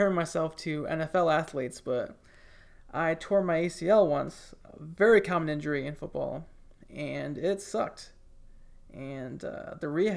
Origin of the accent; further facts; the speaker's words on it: Michigan, United States; now in Tuscaloosa, United States; when I was like 6 or 7 years old, growing up in Michigan